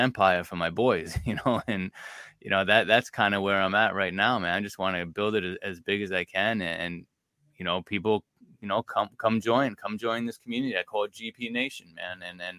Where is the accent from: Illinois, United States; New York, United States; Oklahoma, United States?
New York, United States; Long Island; because I'm from Long Island, I love Long Island, you know, God willing, I'll probably, you know, spend the rest of my life here.